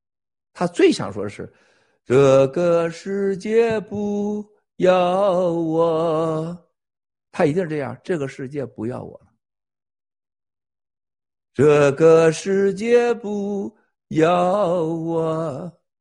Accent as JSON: {"language": "Chinese", "region": "Shandong", "country": "China", "tie": "born or raised there", "said": "他是这个山东老老我老乡，和咱山东老家"}